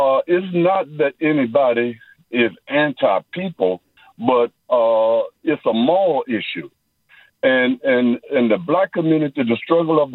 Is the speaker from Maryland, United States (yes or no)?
no; Mississippi, United States; now in Oakland, United States; I'm from Mississippi